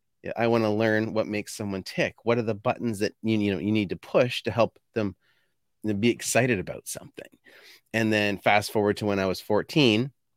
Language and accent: English; Fredericton, New Brunswick, Canada; I was born in Fredericton, New Brunswick, which I'm only 20 minutes away from there now. So at the end of the day, I didn't end up getting very far.